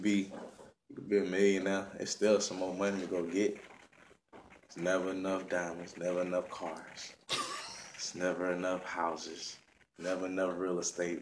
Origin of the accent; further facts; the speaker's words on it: Florida, United States; also born or lived in Georgia; From Palm Beach County. Kind of born and raised a little bit everywhere. Family originates from Belgrade, went to Florida.